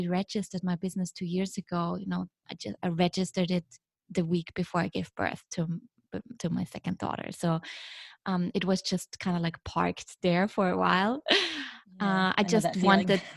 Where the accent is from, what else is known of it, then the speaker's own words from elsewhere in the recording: Vienna, Austria; moved away as an adult; also born or lived in Shanghai, China; now in Beijing, China; what defines me is where I'm from, you know, where I grew up. So I'm from Vienna originally